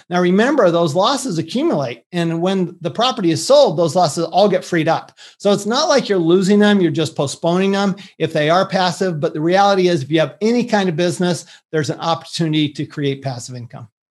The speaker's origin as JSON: {"language": "English", "town": "Salt Lake City", "region": "Utah", "country": "United States", "tie": "born or raised there", "also_born_or_lived": "Texas", "moved": "yes", "said": "I grew up in Salt Lake City, Utah"}